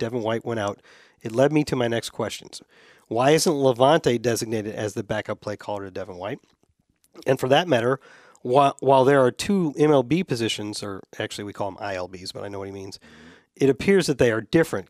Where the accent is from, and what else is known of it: Tampa, Florida, United States